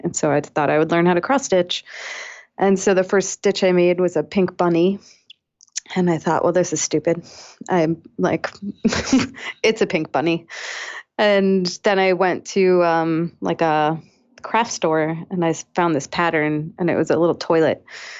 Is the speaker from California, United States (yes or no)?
no; Weymouth, Massachusetts, United States; now in Chicago, United States; I'm from Weymouth, Massachusetts.